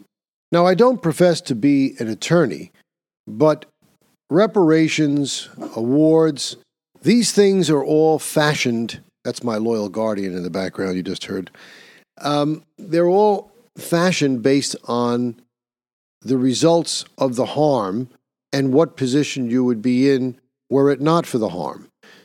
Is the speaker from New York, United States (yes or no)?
yes; New York, United States; Naturally, my home state of New York.